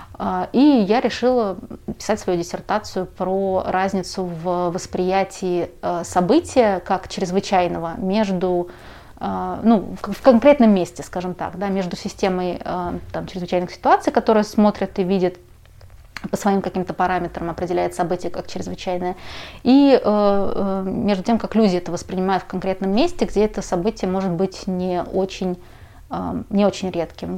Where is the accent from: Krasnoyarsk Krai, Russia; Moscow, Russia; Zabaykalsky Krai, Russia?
Moscow, Russia; Я родилась уже в Москве, а в Магадане никогда не была